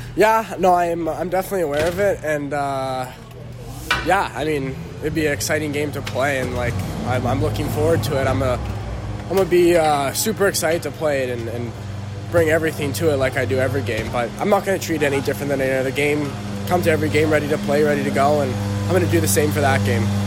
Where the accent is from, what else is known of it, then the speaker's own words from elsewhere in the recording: Canada; being Canadian